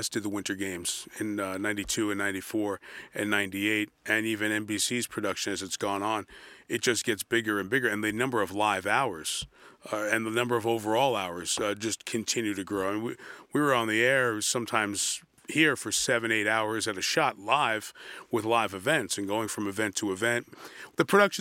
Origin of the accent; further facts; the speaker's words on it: New York City, New York, United States; Growing up in New York City